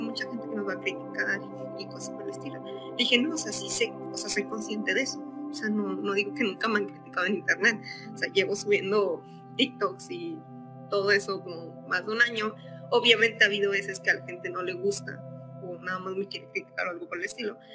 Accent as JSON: {"language": "Spanish", "town": "Monterrey", "region": "Nuevo León", "country": "Mexico", "said": "Soy de Monterrey"}